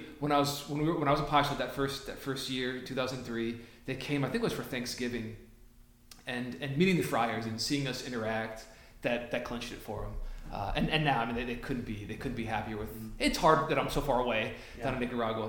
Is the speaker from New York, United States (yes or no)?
no; western Massachusetts, United States; I'm from Massachusetts. I grew up in the western part of Massachusetts.